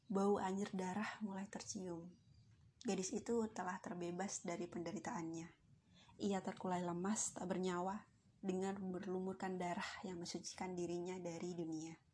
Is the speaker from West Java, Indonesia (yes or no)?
no; Central Java, Indonesia; born there; now in Yogyakarta, Indonesia; aku sedang berjuang untuk menggel, menempuh gelar sarjana filsafat dari kampus biru di kota Yogyakarta. Kota kelahiranku disebut sebagai kota ukir.